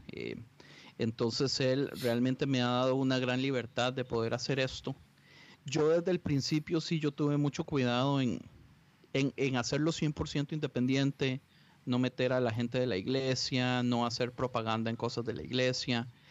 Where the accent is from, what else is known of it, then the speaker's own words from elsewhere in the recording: Costa Rica; moved away as an adult; now in Los Angeles, United States; yo soy de Costa Rica. Eh, viví en Costa Rica mis primeros 17 años de vida